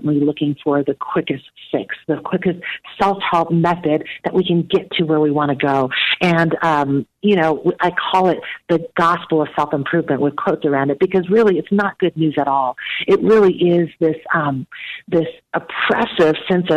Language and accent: English; Taiwan; now in United States; I was born in Taiwan and immigrated to the United States when I was and being caught between two cultures